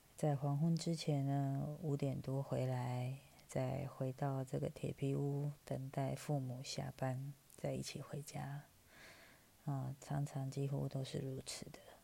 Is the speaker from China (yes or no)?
no; Taipei, Taiwan; 我来自台北，四十来岁，快五十了